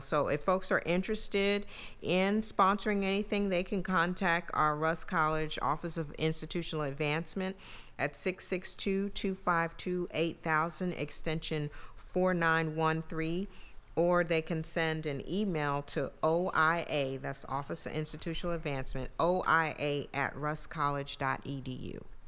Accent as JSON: {"language": "English", "town": "New York City", "region": "New York", "country": "United States", "tie": "born or raised there", "also_born_or_lived": "Brooklyn, New York / San Antonio, Texas", "moved": "as an adult", "lives_now": "Mississippi, United States", "said": "New York City, where I was born in Brooklyn and raised in Queens"}